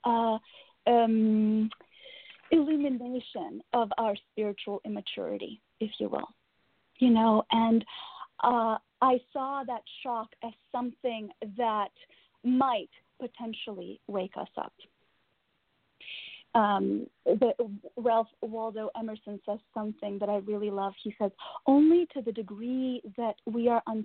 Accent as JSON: {"language": "English", "country": "Russia", "tie": "born or raised there", "moved": "yes", "said": "I was born and raised in Russia"}